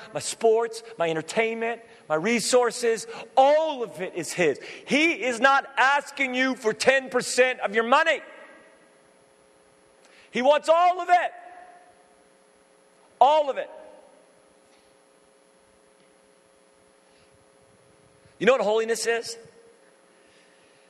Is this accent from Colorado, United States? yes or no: no; Redding, California, United States; I grew up in Redding, California, where it's really hot